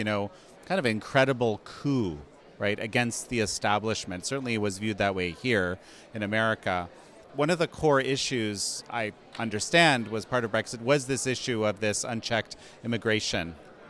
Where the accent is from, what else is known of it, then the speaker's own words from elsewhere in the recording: Canada; now in United States; my home country of Canada